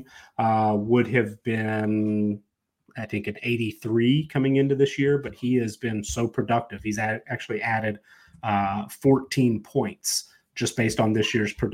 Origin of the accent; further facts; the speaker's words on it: Atlanta, Georgia, United States; I grew up in the Atlanta area, went to several Peach Bowls growing up